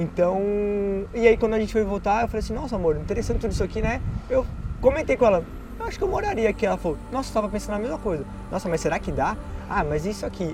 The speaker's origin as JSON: {"language": "Portuguese", "region": "São Paulo", "country": "Brazil", "said": "nós falamos que éramos de São Paulo"}